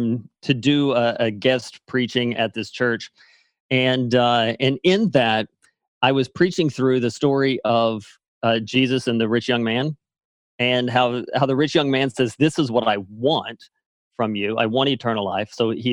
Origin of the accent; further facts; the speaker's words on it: Arkansas, United States; Yeah, so quickly, I guess I grew up in Arkansas. So I'm a Southern boy.